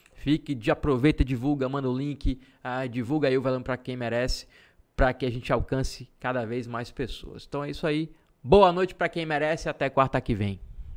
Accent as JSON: {"language": "Portuguese", "town": "Salvador", "region": "Bahia", "country": "Brazil", "moved": "yes", "lives_now": "Feira de Santana, Brazil", "said": "sou de Salvador"}